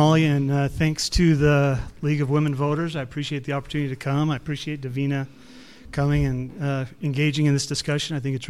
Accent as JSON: {"language": "English", "town": "Blanding", "region": "Utah", "country": "United States", "tie": "born or raised there", "said": "I'm south of here. I grew up in Blanding. I'm a CPA there in town"}